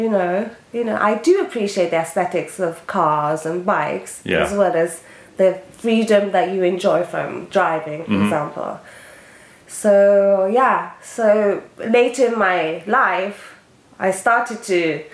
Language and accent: English; Japan; born there; So, for people who don't know me, I was born in Japan